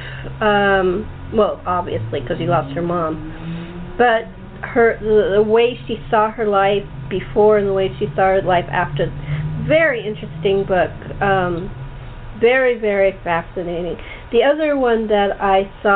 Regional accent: Los Angeles, California, United States; I grew up in the San Fernando Valley, right at the foot of Laurel Canyon

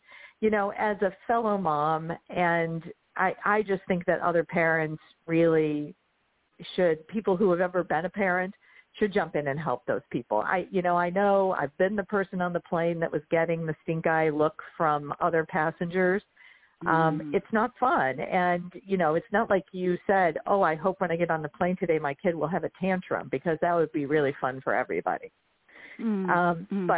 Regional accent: Chicago, Illinois, United States; I'm from Chicago

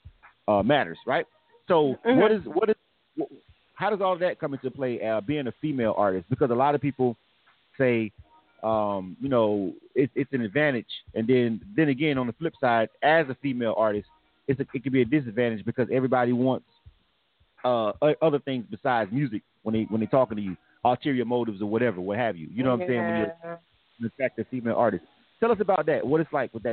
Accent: Panama City, Florida, United States; moved away; I'm from Panama City, Florida

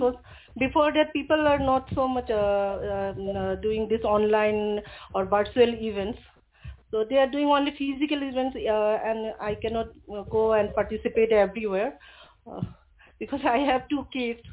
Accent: Manipur, India; first language Manipuri; English is a second language; I belong to Manipuri family of India

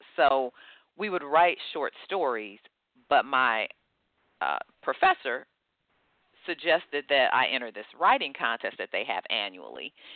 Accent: Detroit, Michigan, United States; I grew up in Detroit, Michigan.

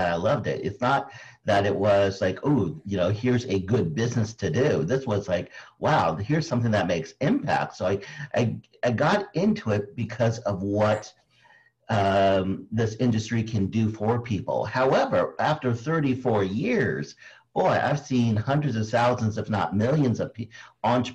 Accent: Philippines; being Filipino

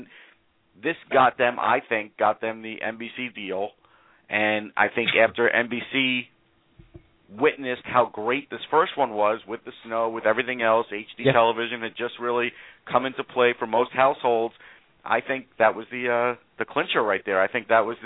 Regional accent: Long Island, New York, United States; I grew up on Long Island

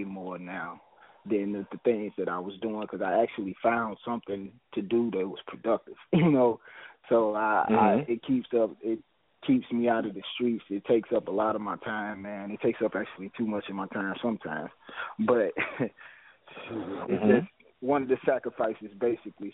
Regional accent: St. Louis, Missouri, United States; I'm from St. Louis, Missouri

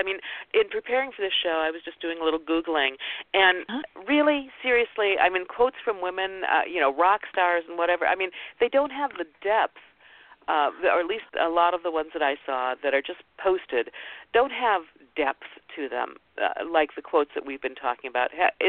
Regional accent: Ohio, United States; before the show about I grew up in Ohio, and she was an Ohio woman.

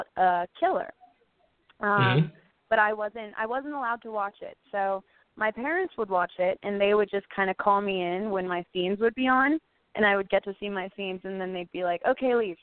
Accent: Orlando, Florida, United States; now in California, United States; born and raised in Orlando

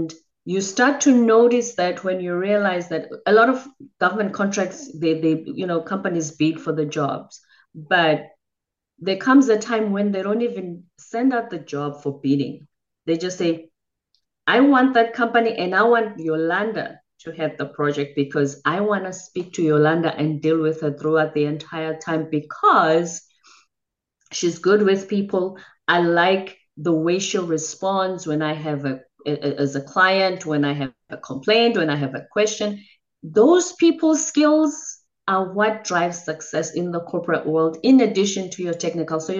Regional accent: South Africa; moved away; I'm from the Zulu tribe in South Africa

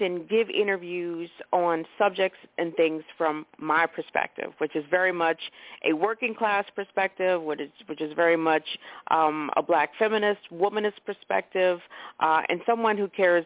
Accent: Maryland, United States; I'm from Maryland originally

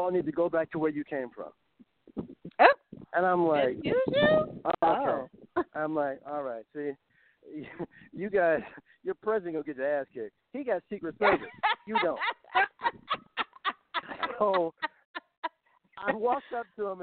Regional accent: Compton, California, United States; moved away; I'm not from here. I'm from Compton. We do things a little differently where I come from

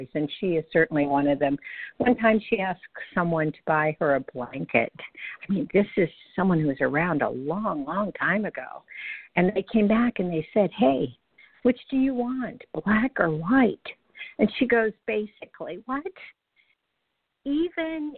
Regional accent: the Bible Belt, United States; I grew up in the Bible Belt

